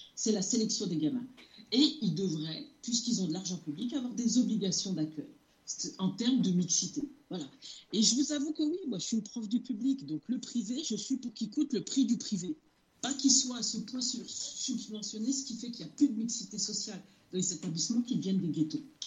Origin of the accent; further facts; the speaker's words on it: France; je suis d'origine algérienne, j'y suis allée plusieurs fois, mais je suis née en France, j'ai grandi en France